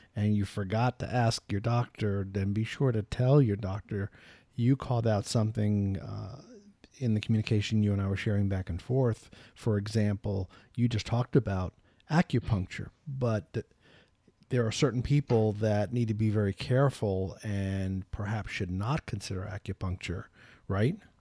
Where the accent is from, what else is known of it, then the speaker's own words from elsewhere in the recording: New York, United States; I'm from New York